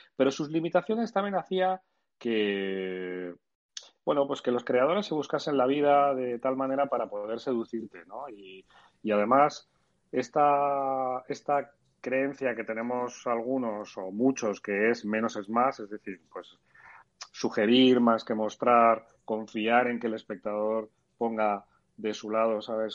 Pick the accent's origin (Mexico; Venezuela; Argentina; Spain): Spain; somos los españoles